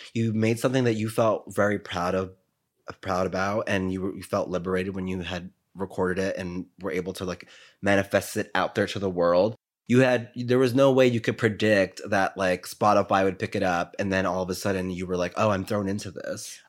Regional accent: New York City, New York, United States; I'm from New York

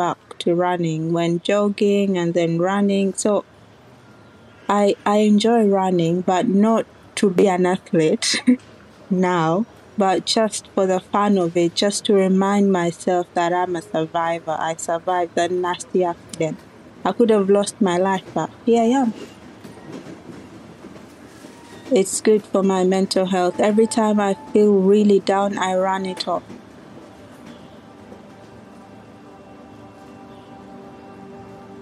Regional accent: Uganda; moved away as an adult; now in United Kingdom; when I was growing up in Uganda

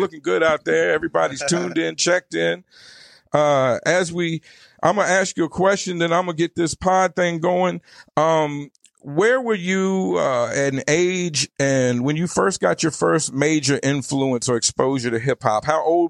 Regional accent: Virginia, United States; moved away as an adult; also born or lived in Arizona; now in Avondale, United States; Now, I grew up on the East Coast in Virginia.

